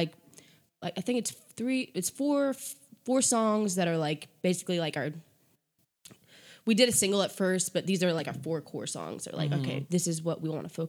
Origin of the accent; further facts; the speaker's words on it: Connecticut, United States; moved away as an adult; back when I was still living in Connecticut, which is where I'm from Connecticut.